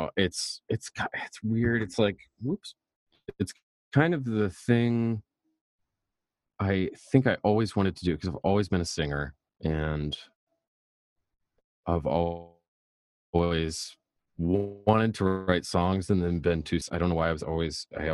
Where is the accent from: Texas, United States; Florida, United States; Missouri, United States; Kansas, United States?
Texas, United States; I was from Texas